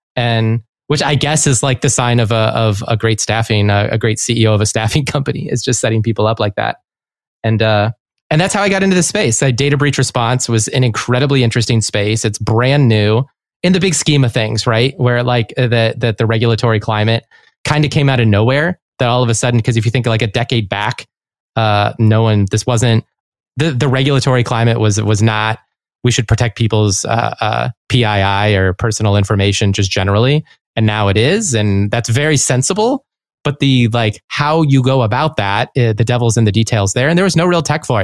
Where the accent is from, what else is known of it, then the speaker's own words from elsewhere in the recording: Chicago, Illinois, United States; I was from Chicago.